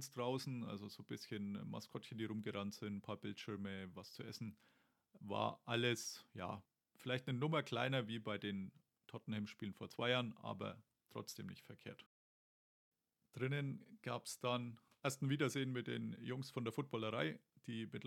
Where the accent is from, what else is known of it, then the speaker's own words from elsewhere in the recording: Germany; nee, nee, so oft bin ich ja nicht hier und außerdem bin ich ja aus Deutschland.